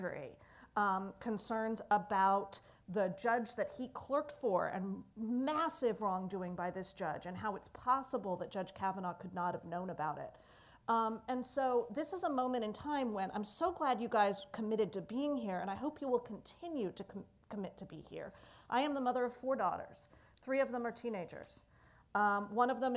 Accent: Pennsylvania, United States; I'm from Pennsylvania

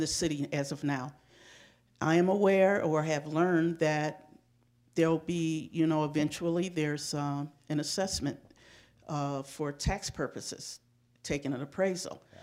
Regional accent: Shaker Heights, Ohio, United States; also born or lived in Cleveland, Ohio; I'm a resident of Shaker Heights. I grew up in Shaker

